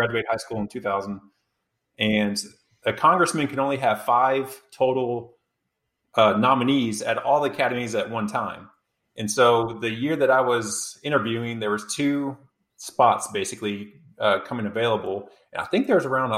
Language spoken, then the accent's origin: English; Dallas-Fort Worth area, Texas, United States; born and raised in the Dallas-Fort Worth area